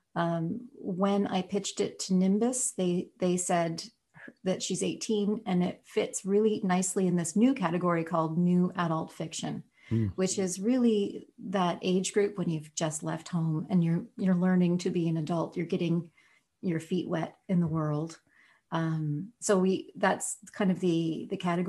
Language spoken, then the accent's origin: English; Nova Scotia, Canada; growing up in Nova Scotia